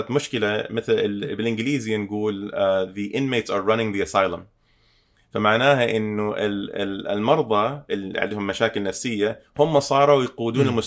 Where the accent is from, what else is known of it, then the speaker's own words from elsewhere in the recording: Canada; تربيت هنا بكندا ف, ف... آه، عشت حياه غربيه لما كنت صغير في, في العمر أو... اوائل ال... ال... آه، يعني من عمري تقريبا 13 الى 17